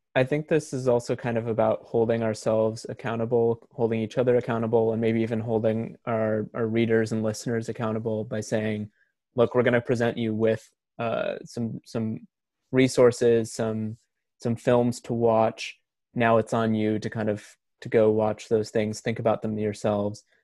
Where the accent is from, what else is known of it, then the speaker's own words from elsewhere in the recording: Portland, Oregon, United States; I am from Portland, Oregon, and I am currently living there.